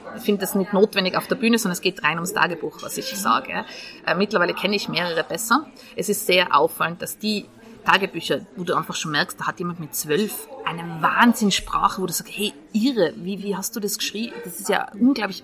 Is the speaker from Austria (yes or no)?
yes; Tyrol, Austria; now in Vienna, Austria; ich komme aus Tirol